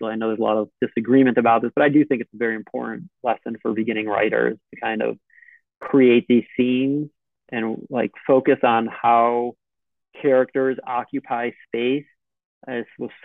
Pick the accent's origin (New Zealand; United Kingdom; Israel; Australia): Israel; moved away as an adult; also born or lived in United States; I'm from Israel